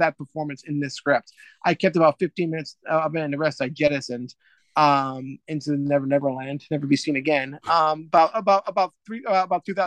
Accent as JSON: {"language": "English", "region": "Rhode Island", "country": "United States", "said": "I come back to my home state, Rhode Island"}